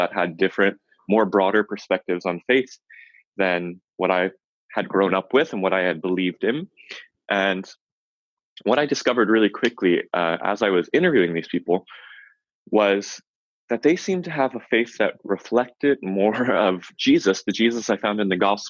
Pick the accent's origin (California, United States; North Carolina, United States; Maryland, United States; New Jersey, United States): Maryland, United States; Baltimore; moved away as an adult; also born or lived in Chicago, Illinois; now in San Diego, United States; being a fundamentalist Baptist kid growing up in Baltimore, Maryland.